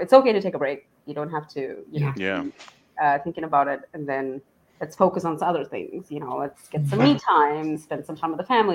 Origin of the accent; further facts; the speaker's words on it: India; moved away as an adult; now in Dallas, United States; I'm from India, so I moved into the US for my education, and I've just been here